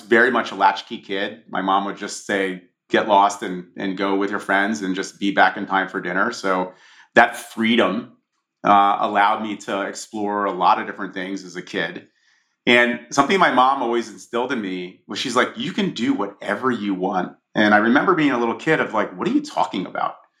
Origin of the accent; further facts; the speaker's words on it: Monmouth County, New Jersey, United States; I grew up in a in Monmouth County, New Jersey, which is a the shore.